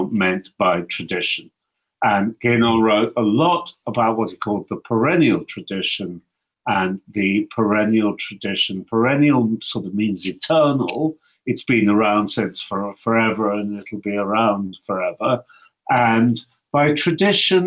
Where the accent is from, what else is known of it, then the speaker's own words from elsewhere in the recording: London, United Kingdom; moved away as an adult; also born or lived in Cairo, Egypt; now in Aarhus, Denmark; I was born in London, so I'm British by origin, at least.